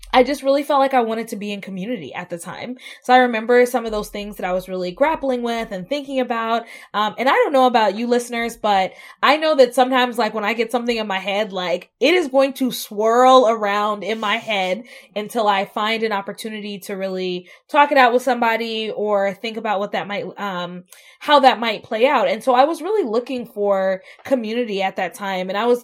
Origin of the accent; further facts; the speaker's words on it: the South, United States; moved away as an adult; I was raised in the South. I moved to the Midwest for the first time as an adult.